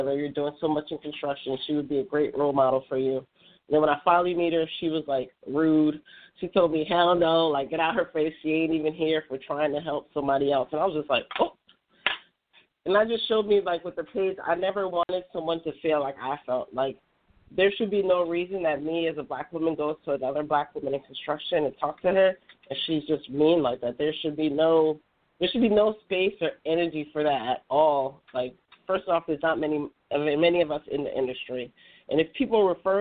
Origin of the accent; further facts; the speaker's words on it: New Jersey, United States; I'm from New Jersey